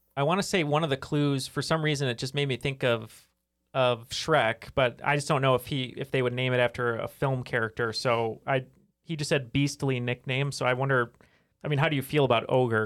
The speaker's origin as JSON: {"language": "English", "town": "Atlanta", "region": "Georgia", "country": "United States", "tie": "born or raised there", "said": "I was born in Atlanta"}